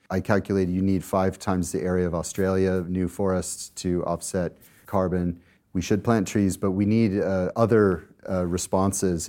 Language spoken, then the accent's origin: English; Colorado, United States; moved away; my home state of Colorado in the U S